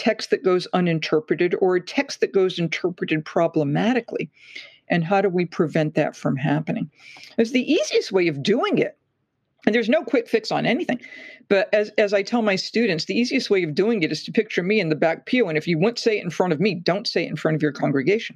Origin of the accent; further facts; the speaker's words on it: Massachusetts, United States; I'm from Massachusetts.